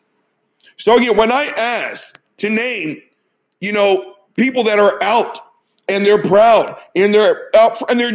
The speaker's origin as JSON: {"language": "English", "country": "United States", "said": "my experience as an American"}